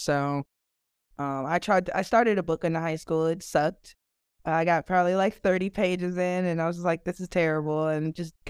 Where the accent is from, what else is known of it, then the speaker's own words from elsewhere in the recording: Chicago, Illinois, United States; I am originally from Chicago, Illinois.